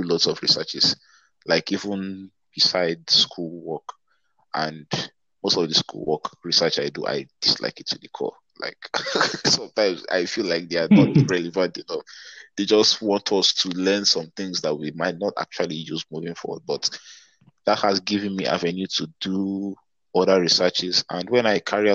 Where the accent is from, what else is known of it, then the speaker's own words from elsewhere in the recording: Abuja, Federal Capital Territory, Nigeria; moved away as an adult; also born or lived in Enugu State; now in Lagos, Nigeria; I didn't grow up in Lagos, actually. I grew up in Abuja.